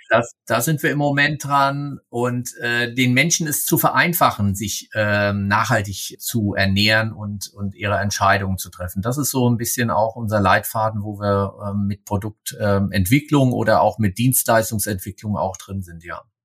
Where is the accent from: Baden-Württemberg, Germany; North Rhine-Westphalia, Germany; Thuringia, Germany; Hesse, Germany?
Hesse, Germany; Ich komme aus Hessen, äh, wo ich drauf geprägt bin